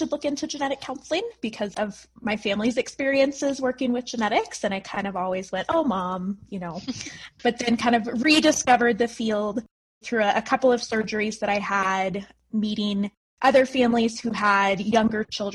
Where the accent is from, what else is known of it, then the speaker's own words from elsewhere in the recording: Fort Collins, Colorado, United States; I was born and raised in Colorado, in Fort Collins